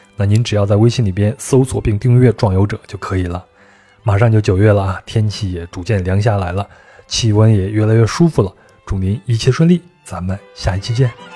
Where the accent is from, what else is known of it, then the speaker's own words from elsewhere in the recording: Guizhou, China; 我对们贵州那边的苗族的